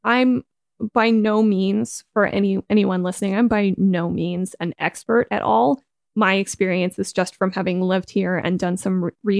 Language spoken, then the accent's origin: English; Canada; now in Germany; I come from Canada